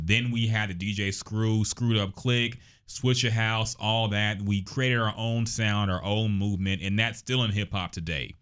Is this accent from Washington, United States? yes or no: no; Houston, Texas, United States; also born or lived in Austin / Corpus Christi; growing up in Houston all my life